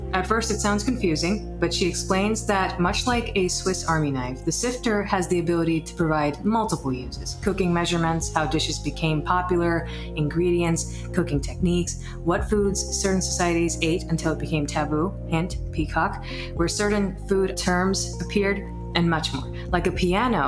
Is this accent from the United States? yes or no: no; northern Pakistan, Pakistan; I'm from Northern Pakistan